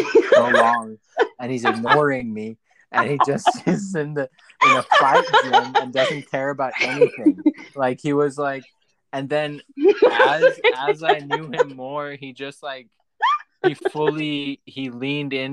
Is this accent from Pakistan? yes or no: yes; Pakistan; now in United States; when I was growing up in Pakistan